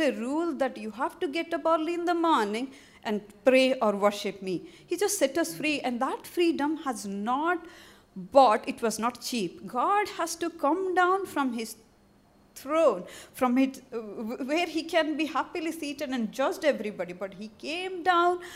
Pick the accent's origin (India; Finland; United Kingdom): India; moved away; as my color shows, I'm from India